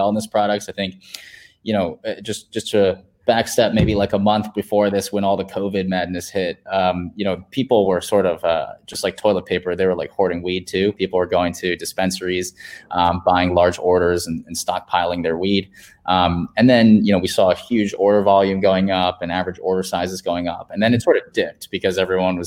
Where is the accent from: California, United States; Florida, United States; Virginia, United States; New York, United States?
Virginia, United States; now in San Francisco, United States; home state in Virginia